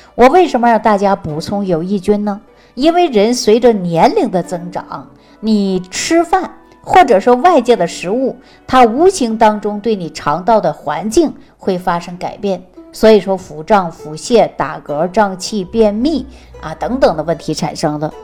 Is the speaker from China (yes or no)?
yes; Jilin, China; moved away; 大家都知道我是东北人嘛，东北确确实实是冰天雪地的